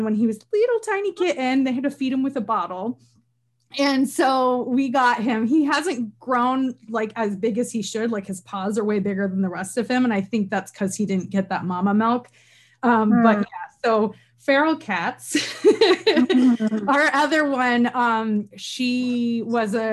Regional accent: Northern New York, United States; moved away; I'm from Northern New York originally, like Canada adjacent

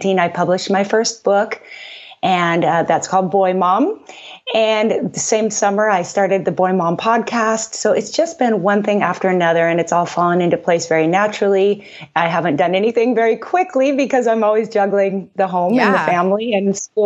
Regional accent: Seattle, Washington, United States; moved away as an adult; now in Oahu, United States; I'm originally from the Pacific Northwest, so kind of a Seattle girl at heart.

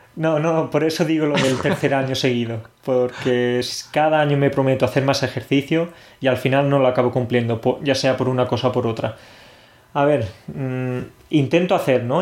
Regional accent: Spain; now in Poland; los españoles mezclamos las bebidas porque, claro, nosotros tenemos algo muy típico

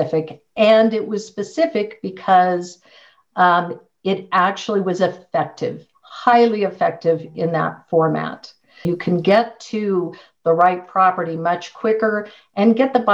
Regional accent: San Diego, California, United States; moved away as an adult; now in Colorado Springs, United States; I grew up in San Diego, went to UCLA

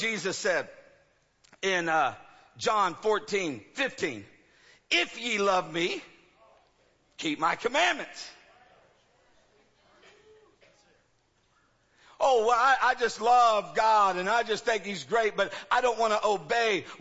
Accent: United States; I'm an American

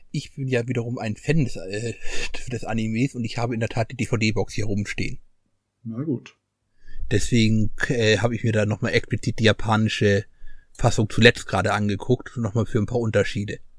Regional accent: Northern Germany, Germany; Ich bin Norddeutscher, ich gehe zu Lachen in den Keller.

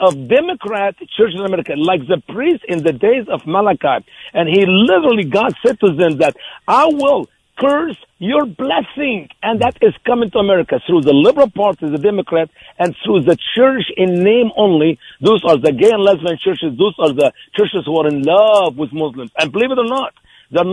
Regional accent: Egypt; moved away as an adult; now in Missouri, United States; I was born in Egypt, a Christian family

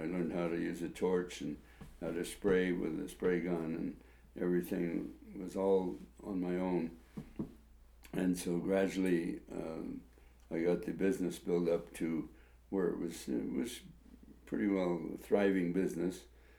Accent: Modesto, California, United States; I was raised in Modesto, California.

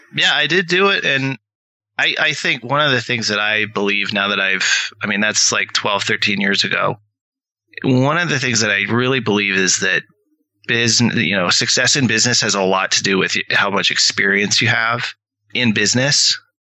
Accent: rural Washington State, United States; also born or lived in Seattle; I was from Washington State, okay. rural Washington State.

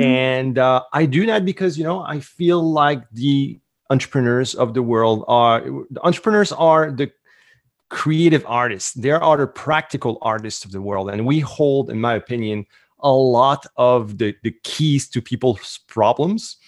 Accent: Canada; accent: French Canadian; English is a second language; I'm French Canadian. So the accent, this is where it's coming from.

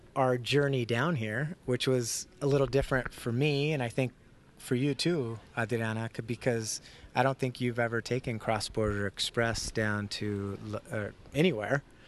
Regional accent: San Diego, California, United States; growing up in San Diego

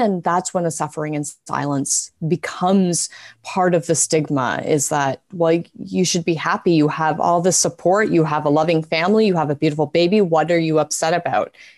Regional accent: Canada; I have been born and raised in Canada.

